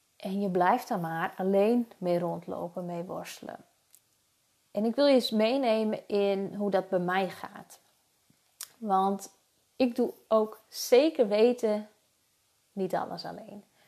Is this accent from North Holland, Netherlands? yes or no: no; Friesland, Netherlands; Ik kom uit Friesland